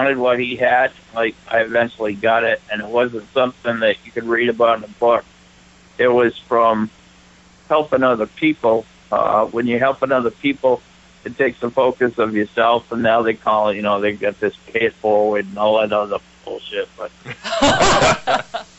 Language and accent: English; Holderness, New Hampshire, United States; where did you grow up? And I said, Holderness.